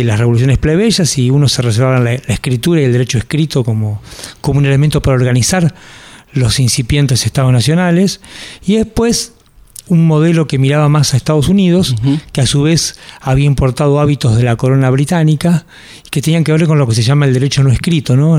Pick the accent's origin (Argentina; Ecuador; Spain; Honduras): Argentina; somos los argentinos